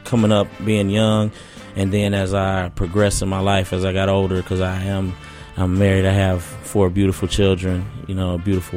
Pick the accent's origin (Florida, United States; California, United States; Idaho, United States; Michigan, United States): Michigan, United States; Benton Harbor; I'm originally from Benn Harbor, Michigan, right across the lake.